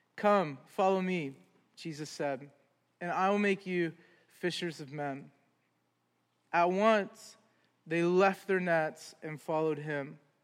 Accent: Columbus, Ohio, United States; moved away as an adult; also born or lived in Augusta, Georgia; now in Cleveland, United States; We're from Columbus. Originally

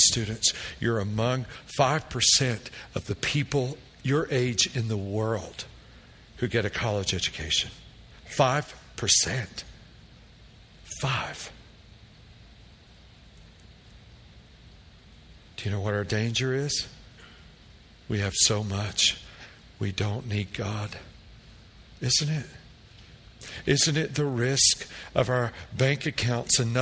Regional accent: Tennessee, United States; We grew up in Tennessee

